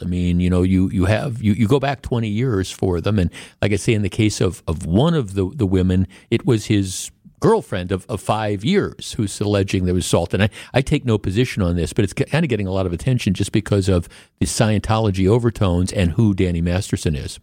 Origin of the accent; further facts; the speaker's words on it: Wisconsin, United States; I was a kid growing up in Wisconsin in in the 70s